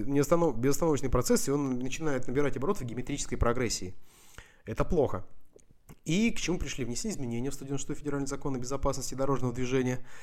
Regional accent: Russian Far East, Russia; moved away; also born or lived in Vladivostok; как человек, который из Дальнего Востока

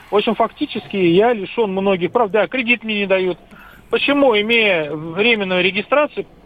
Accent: Moscow, Russia; Я родился в Москве, жил, развелся, выписался от жены. Сейчас у меня временная регистрация.

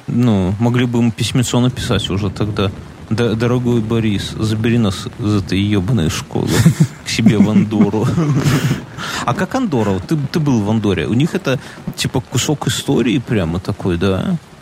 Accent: Belarus; мы, как белорусы

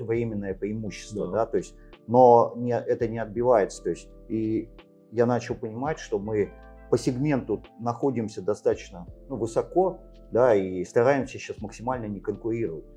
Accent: Angren, Tashkent Region, Uzbekistan; also born or lived in Siberia; Родился в Сибири. Э, в советское время родители переехали в Узбекистан. Вот, э, юность прожил там

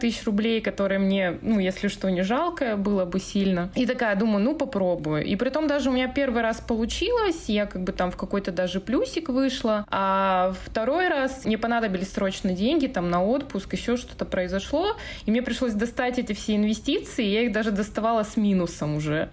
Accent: Yekaterinburg, Sverdlovsk Oblast, Russia; moved away; also born or lived in Moscow; откуда мои корни. Я вообще с компрессорного, с Екатеринбурга

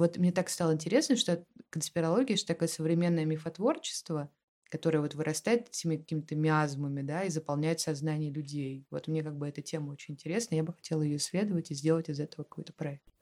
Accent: Russia; Я россиянин просто

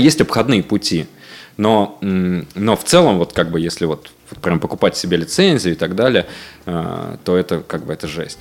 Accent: Voronezh, Voronezh Oblast, Russia; moved away; в моем родном городе Воронеже

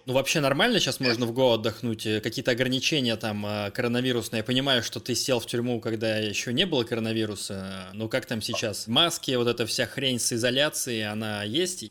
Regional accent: Russia; я из России

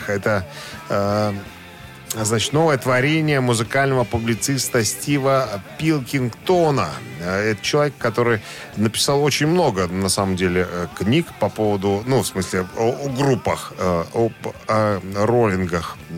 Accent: Belarus; Мы, белорусы, просто выросли на немецких доку... на, на, на, на немецкой документальщине.

